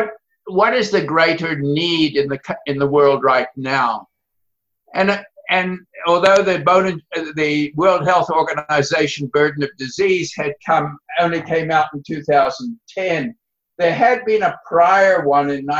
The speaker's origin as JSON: {"language": "English", "country": "South Africa", "tie": "born or raised there", "moved": "yes", "said": "growing up in South Africa"}